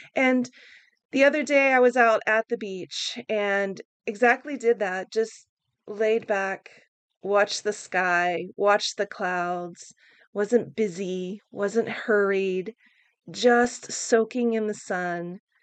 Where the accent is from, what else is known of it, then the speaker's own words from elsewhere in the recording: Oklahoma, United States; now in San Francisco, United States; growing up in Oklahoma.